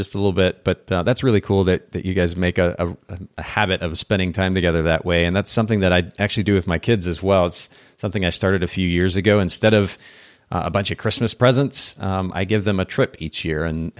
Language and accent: English; Japan; I grew up in Japan and I actually had the opportunity to go to an eel farm when I was there as a kid.